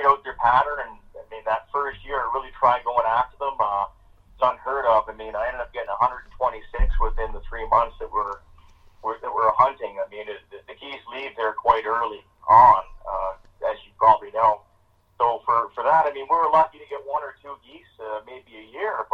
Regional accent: Sturgeon Falls, Ontario, Canada; My hometown is, I'm actually from Sturgeon Falls, Ontario.

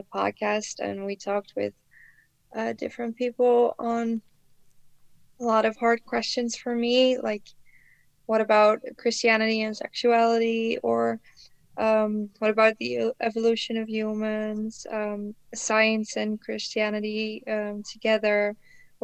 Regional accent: Netherlands; I was brought up in the Netherlands

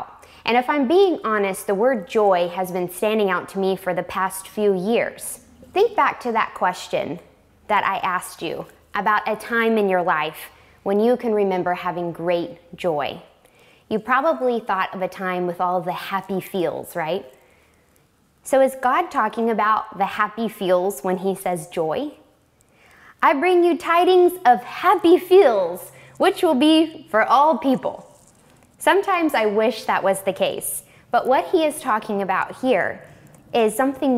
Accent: North Carolina, United States; moved away; there was a neighborhood that I grew up in North Carolina

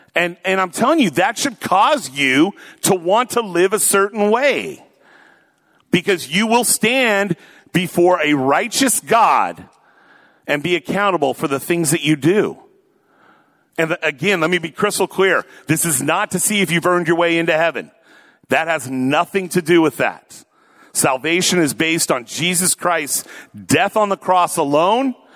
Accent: Tacoma, Washington, United States; also born or lived in Oregon; I grew up in Tacoma

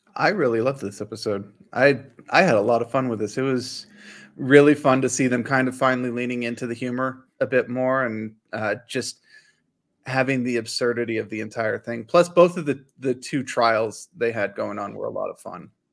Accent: United States; being an American

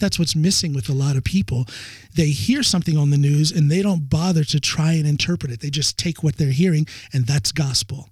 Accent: United States; now in Norway; my home country, the United States

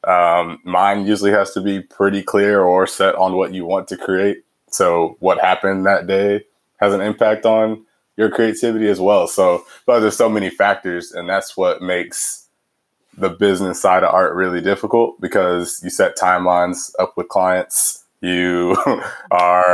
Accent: Houston, Texas, United States; moved away as an adult; also born or lived in Los Angeles / London / Cambridge; now in Chicago, United States; where I grew up in Houston was like north, just north of the city

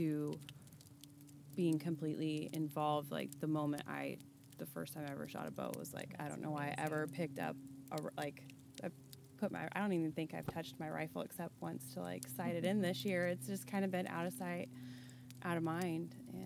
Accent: Independence, United States; I am from Independence

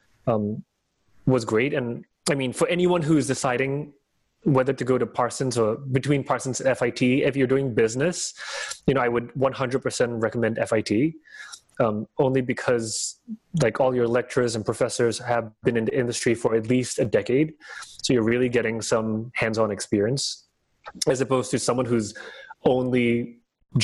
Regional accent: Singapore; moved away as an adult; also born or lived in Hong Kong / New York; as a boy of 18 growing up in Singapore

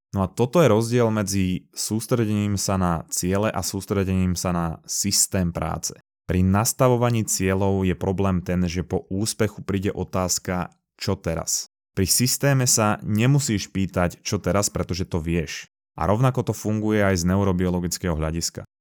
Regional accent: Slovakia

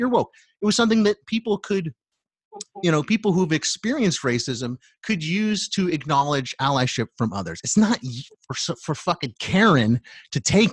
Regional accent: United States; as American people

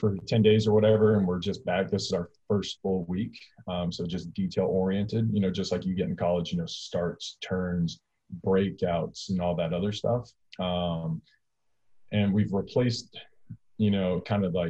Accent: California, United States; moved away as an adult; also born or lived in Alabama; I'm from California, which is massive.

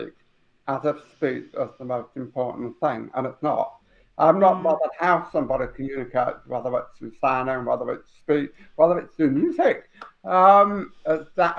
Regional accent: Huddersfield, Yorkshire and the Humber, United Kingdom; I was born in Huddersfield in 1964

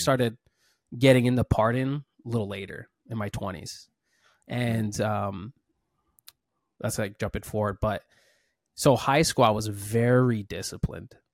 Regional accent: Maui, Hawaii, United States; I was born and raised here in Maui

